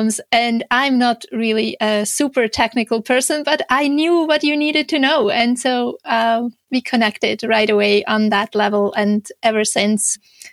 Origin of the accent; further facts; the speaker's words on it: Switzerland; English is a second language; moved away as an adult; now in Canada; you might hear a slight little accent in my speech. So I'm originally from Switzerland, but I have been living in Canada for the last 17 years